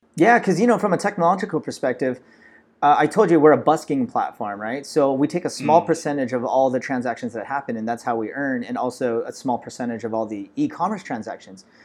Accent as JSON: {"language": "English", "town": "Los Angeles", "region": "California", "country": "United States", "tie": "born or raised there", "said": "I'm actually a Filipino American, born and raised in Los Angeles"}